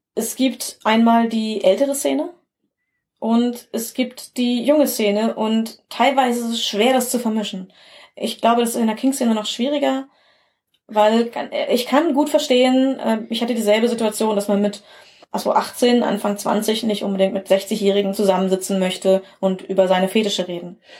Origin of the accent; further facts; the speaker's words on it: Bielefeld area, North Rhine-Westphalia, Germany; als Kind und Teenager habe ich auch in einer kleinen Stadt hier in einer, im Bielefelder Umland gelebt